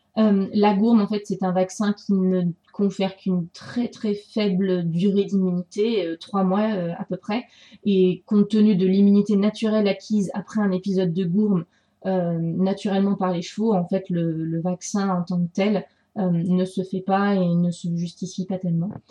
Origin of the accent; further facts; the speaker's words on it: France; chez nous, en France